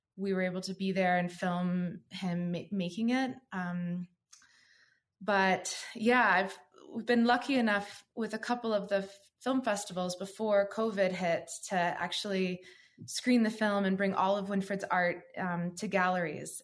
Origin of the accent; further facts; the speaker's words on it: Midwest, United States; now in Colorado, United States; I grew up in the Midwest